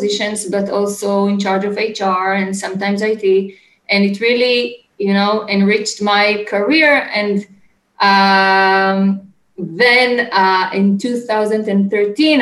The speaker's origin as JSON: {"language": "English", "country": "Israel", "tie": "born or raised there", "said": "So I'm from Israel. I was born and raised in Israel. Currently, I live in Ramat HaSharon"}